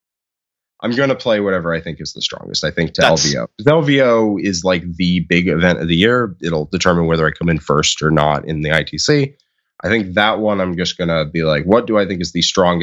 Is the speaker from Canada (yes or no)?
no; Northeast, United States; I'm from the Northeast.